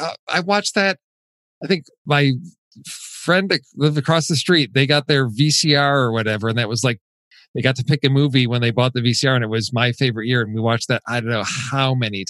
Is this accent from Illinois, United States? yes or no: yes; Chicago, Illinois, United States; I'm from Chicago.